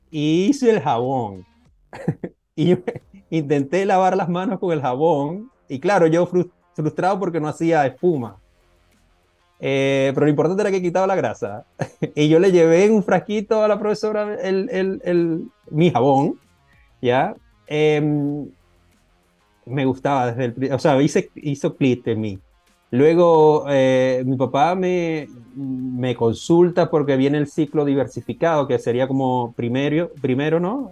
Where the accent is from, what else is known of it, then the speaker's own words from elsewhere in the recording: Venezuela; moved away; soy venezolano, estudié en Venezuela esa parte de la licenciatura